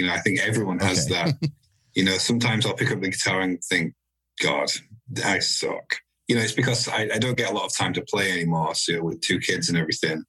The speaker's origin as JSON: {"language": "English", "town": "Huddersfield", "region": "Yorkshire and the Humber", "country": "United Kingdom", "moved": "as an adult", "said": "Yorkshire people have a lot of pride in being from Yorkshire. So the fact that I've moved away"}